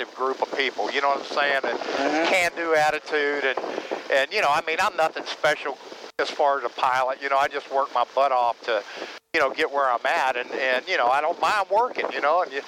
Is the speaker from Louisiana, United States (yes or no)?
yes; New Iberia, Louisiana, United States; I was born and raised down in New Iberia